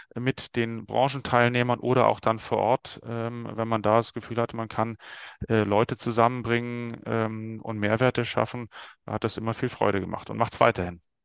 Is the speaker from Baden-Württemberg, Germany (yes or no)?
yes; Stuttgart, Baden-Württemberg, Germany; ich bin äh, 44 Jahre alt, geboren in Stuttgart